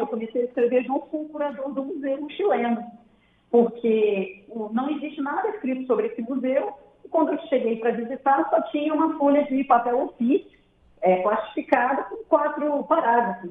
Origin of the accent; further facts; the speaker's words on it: Brazil; eu me apresentei como brasileira